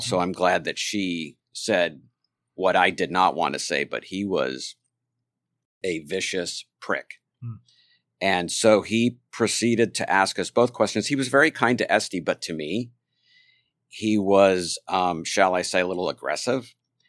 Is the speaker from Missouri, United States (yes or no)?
no; the Valley, California, United States; I grew up in the Valley